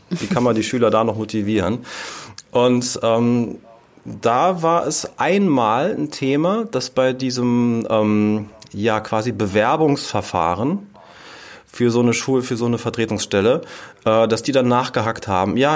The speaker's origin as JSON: {"language": "German", "region": "Rhineland-Palatinate", "country": "Germany", "said": "hier bei uns"}